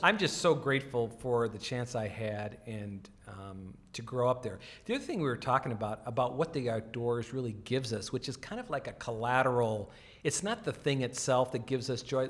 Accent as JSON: {"language": "English", "region": "the Dakotas", "country": "United States", "tie": "born or raised there", "said": "I grew up in the Dakotas"}